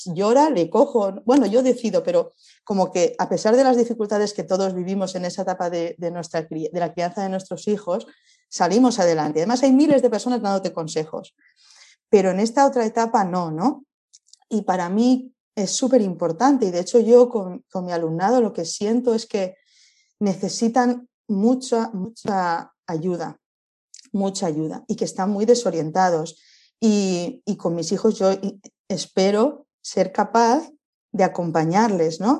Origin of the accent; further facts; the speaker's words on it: Spain; venimos de España, estamos viajando